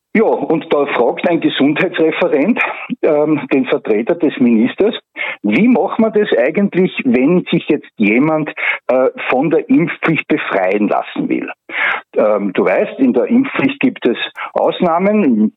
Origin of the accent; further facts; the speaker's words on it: Graz, Styria, Austria; now in Puchberg am Schneeberg, Austria; ich bin ein Grazer, aber mich hat da hierher verschlagen